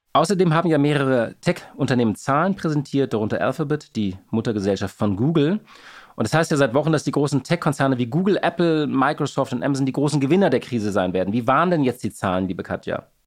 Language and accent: German; Hamburg, Germany; Als Hamburger